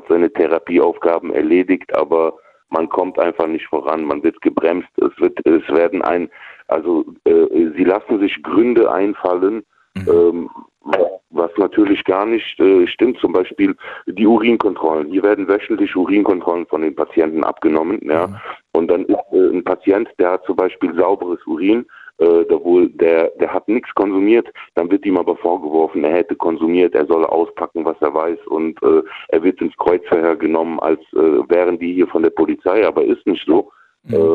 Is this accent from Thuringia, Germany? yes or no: no; Frankfurt, Hesse, Germany; komme aus Frankfurt am Main.